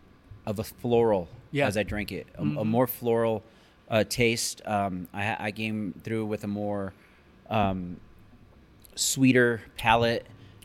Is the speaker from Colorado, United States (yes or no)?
yes; Denver, Colorado, United States; I don't live in Denver. I do care because it's the city I was born in. My heart's always... I'm from Denver.